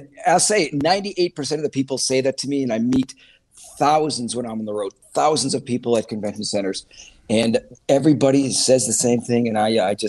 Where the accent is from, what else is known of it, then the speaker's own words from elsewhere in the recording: Milwaukee, Wisconsin, United States; now in California, United States; I came from Wisconsin. I moved in from Milwaukee, and we drove all the way into California, a buddy of mine.